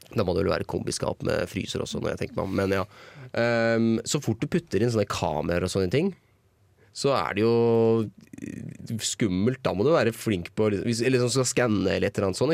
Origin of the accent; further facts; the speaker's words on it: Toten, Innlandet, Norway; jeg tenker på hjemme på Toten